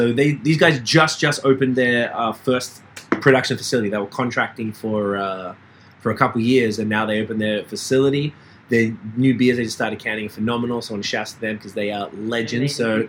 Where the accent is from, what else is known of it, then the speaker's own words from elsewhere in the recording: Melbourne, Victoria, Australia; accent: Australian; moved away as an adult; now in Canada; I'm from Melbourne, Australia.